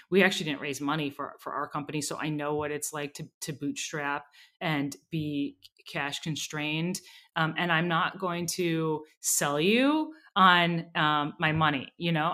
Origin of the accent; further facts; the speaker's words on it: Minneapolis, Minnesota, United States; I grew up in Minneapolis